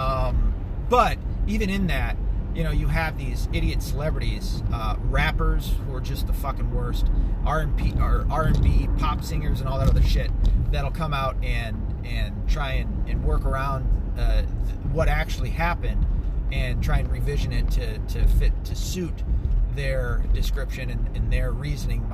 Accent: the South, United States; accent: Southern; I'm from the South. You know what I mean? I've grown up around these people with that Southern slang or a Southern accent

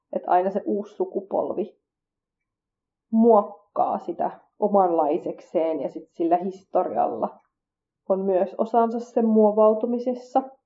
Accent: Finland; koska mä kasvoin Suomessa, eikä mulla nuorempana ujona tyyppinä ollut paljon kontakteja muihin kurdeihin

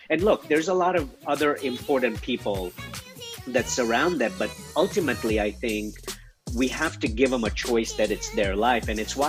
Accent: Columbus, Ohio, United States; Yeah, so I was raised by a single mom on the east side of Columbus, Ohio, which is right smack dab in the middle of the state and the capital.

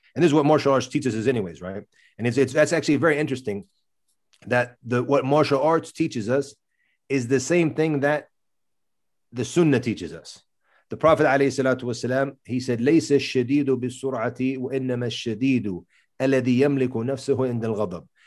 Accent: United States; accent: American; my accent obviously is American, 'cause that's where I grew up.

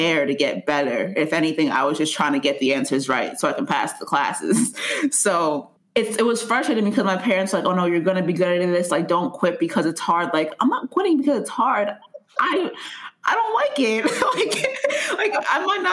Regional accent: Nigeria; I'm Nigerian.

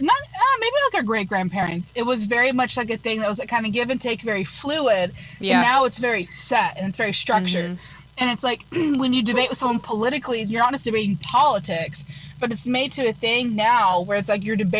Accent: United States; it's my job as an American citizen

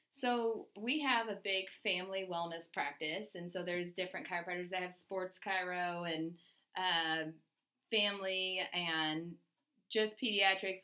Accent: Iowa, United States; also born or lived in Missouri; I am from the Midwest. I was born in Iowa grew up in Iowa, Missouri

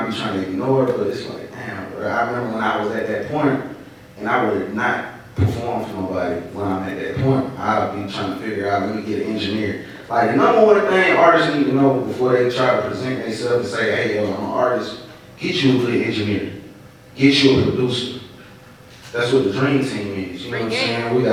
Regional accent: Atlanta, Georgia, United States; born there; I was born in Georgia Baptist.

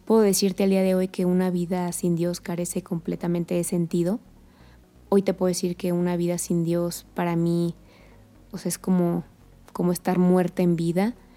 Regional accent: Querétaro, Mexico; also born or lived in Colombia; yo soy queretana, de las pocas queretanas que, que hay

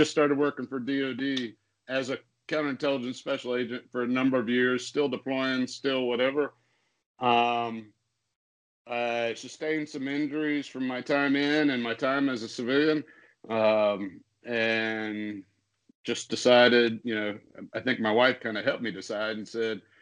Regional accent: Iowa, United States; moved away; I come from Iowa

